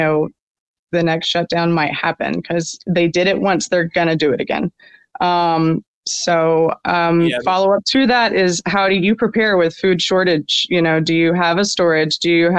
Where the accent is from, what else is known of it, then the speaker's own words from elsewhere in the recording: Birmingham, Alabama, United States; now in Moody, United States; I grew up in Birmingham, but it's right outside